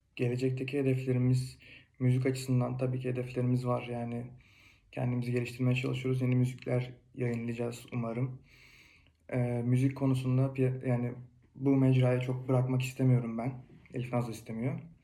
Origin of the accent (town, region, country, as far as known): Fethiye, Muğla, Turkey; moved away as an adult; now in Kütahya, Turkey